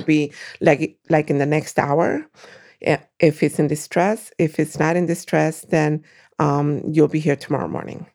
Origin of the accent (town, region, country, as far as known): Brooklyn, New York, United States; born or raised there; moved away as an adult; also born or lived in Puerto Rico; now in Waukegan, United States